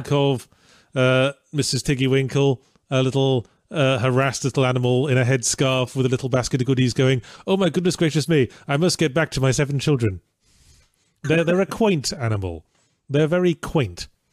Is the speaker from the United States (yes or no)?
no; England, United Kingdom; I'm English